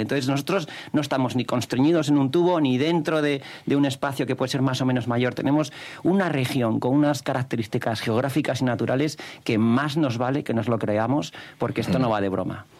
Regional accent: León, Castile and León, Spain; also born or lived in Gijón, Asturias; nacido en Gijón, pero me crié hasta los 18 años en León

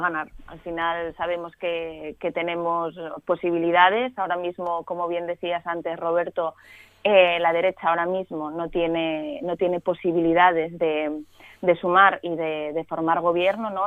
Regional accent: Asturias, Spain; a los asturianos y a las asturianas

